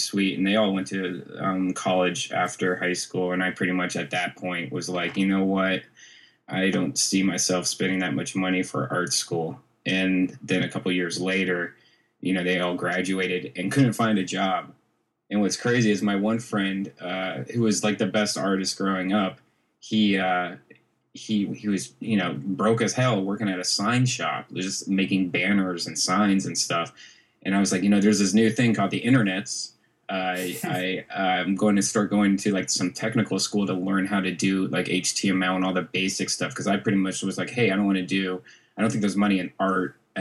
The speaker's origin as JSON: {"language": "English", "town": "Dublin", "region": "Ohio", "country": "United States", "tie": "born or raised there", "said": "I actually grew up in Dublin, Ohio"}